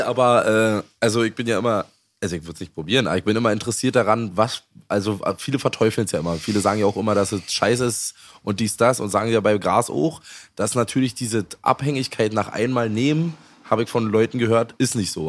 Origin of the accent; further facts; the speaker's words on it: Germany; Ich bin noch in der DDR geboren.